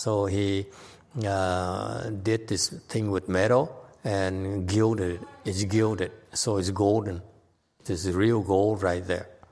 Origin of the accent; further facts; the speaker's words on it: United States; I'm so American.